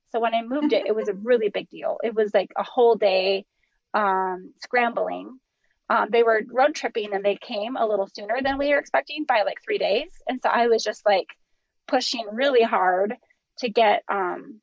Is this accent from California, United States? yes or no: no; Minnesota, United States; I'm from Minnesota